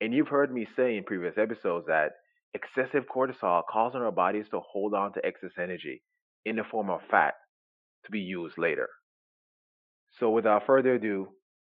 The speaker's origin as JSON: {"language": "English", "country": "Jamaica", "tie": "born or raised there", "moved": "yes", "said": "I was brought up in Jamaica"}